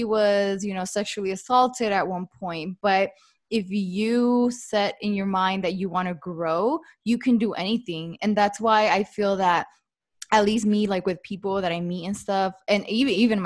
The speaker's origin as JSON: {"language": "English", "town": "El Monte", "region": "California", "country": "United States", "tie": "born or raised there", "said": "I'm from El Monte"}